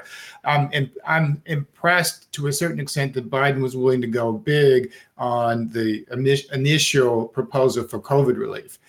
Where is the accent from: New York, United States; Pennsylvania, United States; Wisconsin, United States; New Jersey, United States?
New York, United States; as a New Yorker